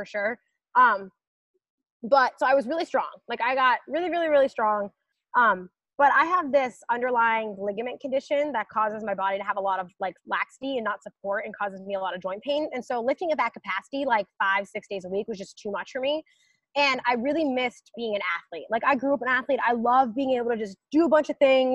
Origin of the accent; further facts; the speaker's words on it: United States; I'm an American